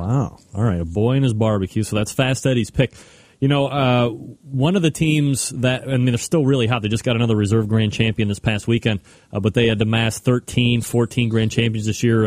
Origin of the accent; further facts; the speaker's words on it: Ohio, United States; I'm from Ohio.